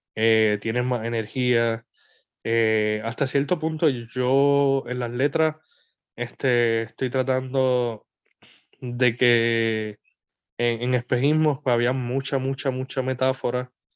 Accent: Puerto Rico; artistas puertorriqueños

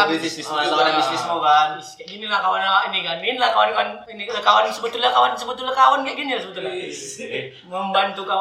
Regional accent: Bandar Pulau, North Sumatra, Indonesia; Aku asli Asahan kalau kalian tahu Bandar Pulau desanya di peta aku jamin nggak ada.

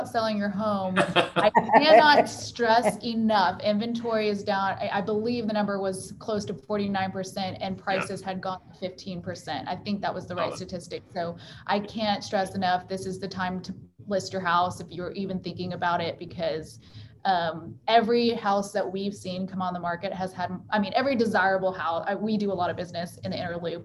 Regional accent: Houston, Texas, United States; I also was born and raised in Houston

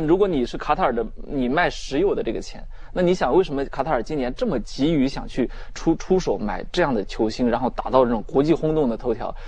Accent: China; 我们中国人民

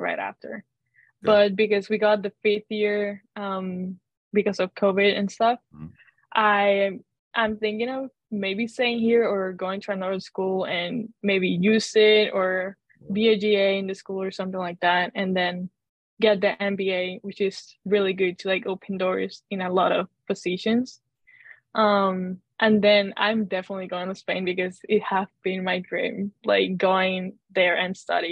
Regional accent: Puerto Rico; moved away as an adult; now in Providence, United States; I am from Puerto Rico

